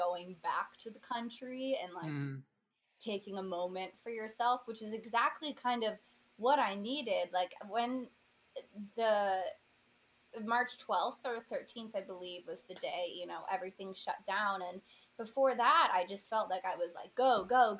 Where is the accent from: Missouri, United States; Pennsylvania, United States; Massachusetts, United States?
Pennsylvania, United States; now in New York City, United States; I am from Thombale, Pennsylvania.